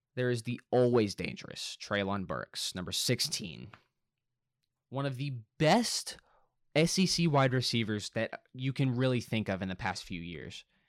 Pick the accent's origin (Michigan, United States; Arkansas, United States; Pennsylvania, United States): Arkansas, United States; Little Rock; Now, I am from Arkansas. I live in Arkansas. I have all my life. I was born here. I was born in Little Rock, Arkansas